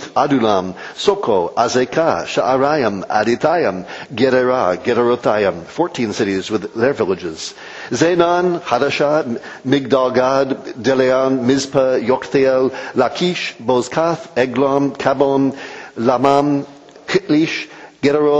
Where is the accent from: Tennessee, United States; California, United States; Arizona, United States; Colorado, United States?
California, United States; moved away; When I was growing up in California